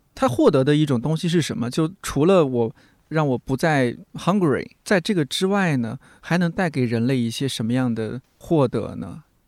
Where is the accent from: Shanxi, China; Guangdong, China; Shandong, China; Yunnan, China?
Shanxi, China; 我是山西人啊